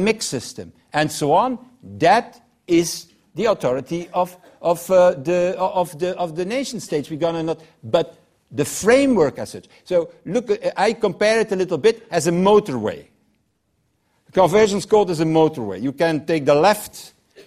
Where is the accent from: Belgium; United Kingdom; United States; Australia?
Belgium; I'm from Belgium